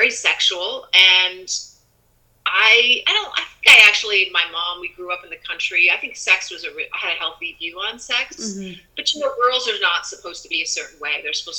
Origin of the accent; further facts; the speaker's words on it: United States; I already had enough pressure as a girl in growing up in the United States